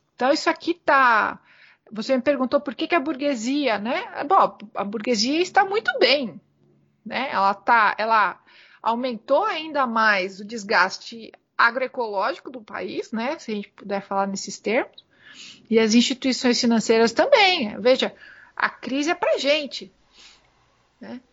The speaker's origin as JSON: {"language": "Portuguese", "country": "Brazil"}